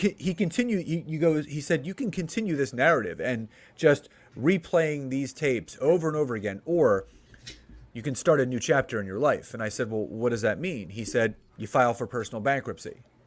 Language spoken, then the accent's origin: English; Philadelphia, Pennsylvania, United States; moved away as an adult; now in Marlton, United States; born and raised in Philadelphia, lived there my entire life